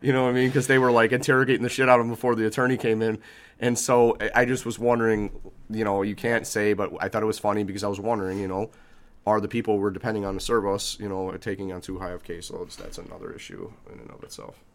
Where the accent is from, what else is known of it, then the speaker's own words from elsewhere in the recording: Chicago, Illinois, United States; I'm an Irish kid from the South Side whose father was an, was an immigrant